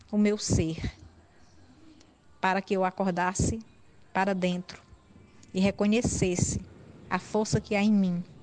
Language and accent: Portuguese; Brejo Santo, Ceará, Brazil; professora, escritora e poeta caririense. Nasci em Brejo Santo, cidade também que moro até hoje.